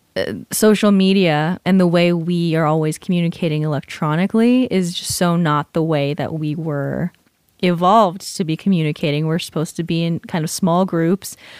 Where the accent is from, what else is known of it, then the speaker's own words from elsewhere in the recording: California, United States; moved away; I'm from California